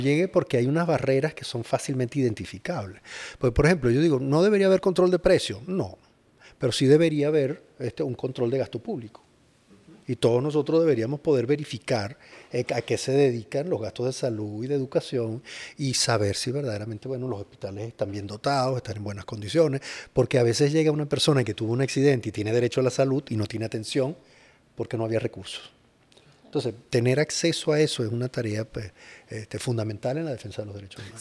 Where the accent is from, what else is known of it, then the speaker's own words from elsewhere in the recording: Venezuela; todos somos venezolanos